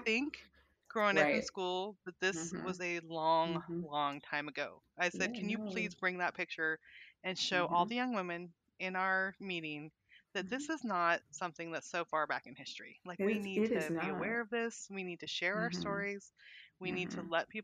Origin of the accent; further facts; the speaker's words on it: California, United States; moved away as an adult; also born or lived in Montana / Arkansas; now in Little Rock, United States; I grew up in California